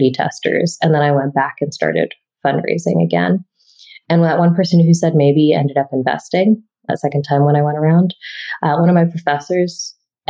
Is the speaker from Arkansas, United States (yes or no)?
no; Boston, Massachusetts, United States; moved away; I grew up in Boston and I love Boston